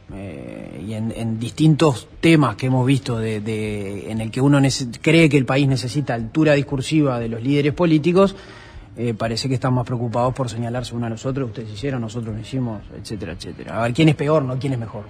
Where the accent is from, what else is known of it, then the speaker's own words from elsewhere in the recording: Montevideo, Uruguay; nosotros somos los tres montevideanos